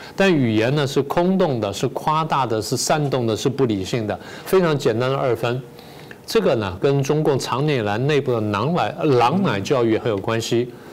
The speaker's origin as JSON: {"language": "Chinese", "country": "Taiwan", "said": "我们台湾人自己"}